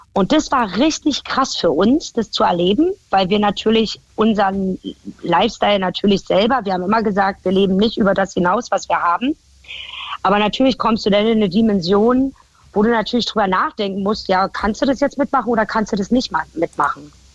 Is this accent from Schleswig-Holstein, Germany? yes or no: no; Berlin, Germany; accent: Berlin dialect (Berlinern); moved away as an adult; now in Baden-Württemberg, Germany; Berlin war halt meine Heimat